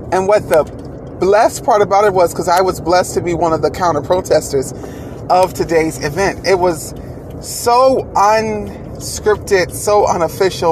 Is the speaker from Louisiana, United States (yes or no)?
no; Rock Hill, South Carolina, United States; my hometown of Rock Hill